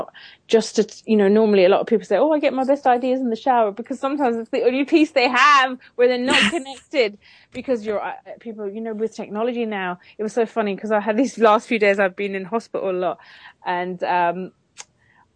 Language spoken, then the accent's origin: English; Ireland; also born or lived in London, United Kingdom; now in United Kingdom; I grew up in Ireland.